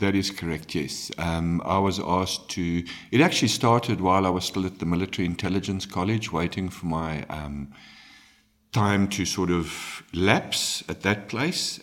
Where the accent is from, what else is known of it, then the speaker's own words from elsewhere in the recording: South Africa; we live in South Africa, we are ultimately Africans